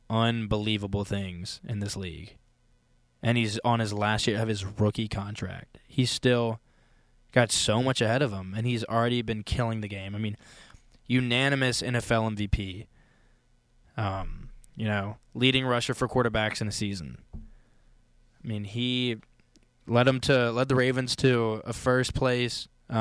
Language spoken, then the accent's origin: English; Richmond, Virginia, United States; So I'm from Richmond, Virginia.